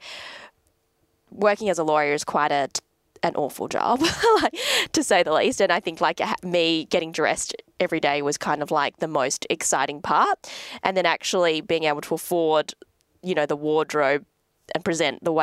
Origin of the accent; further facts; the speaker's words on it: Adelaide, South Australia, Australia; moved away as an adult; also born or lived in Perth; now in Sydney, Australia; I was from Adelaide